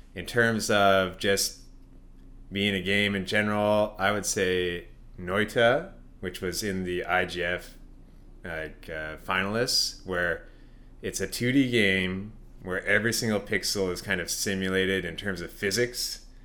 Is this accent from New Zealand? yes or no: no; Canada; being Canadian